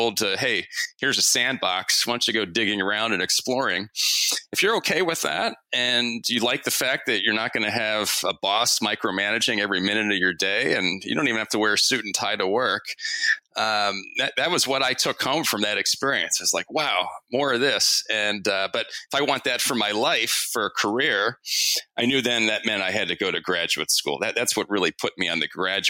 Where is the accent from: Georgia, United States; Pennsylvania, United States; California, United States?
Pennsylvania, United States; Harrisburg; also born or lived in Oklahoma; I actually didn't grow up in Western PA. I grew up in the Harrisburg area mostly